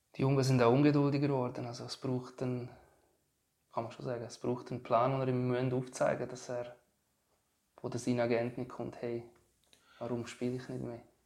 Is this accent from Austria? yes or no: no; Switzerland; bei uns in der Schweiz